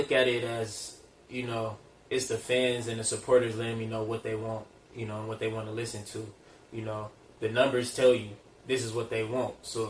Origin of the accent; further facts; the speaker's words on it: Ontario, California, United States; also born or lived in Inglewood, California / Arkansas (family); Well, I was born in Inglewood, California, you feel me? I was raised out here. In the IE, grew up in Ontario, Eastville, California.